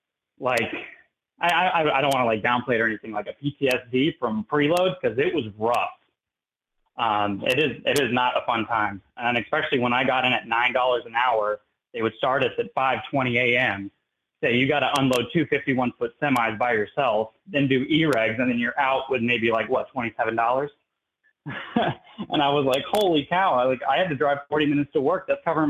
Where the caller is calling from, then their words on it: Tampa, Florida, United States; I'm from Local 79. That's out of Tampa, specifically Sarasota County.